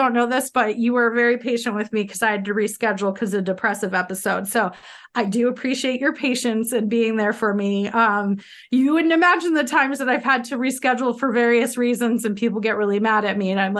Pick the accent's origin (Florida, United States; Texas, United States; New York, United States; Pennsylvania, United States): New York, United States; northern; where I'm from is like northern New York, and so it's right near the Cornwall Bridge to get to Canada. Yeah, that's where I'm from, but my grandfather, yeah, he's from Montreal.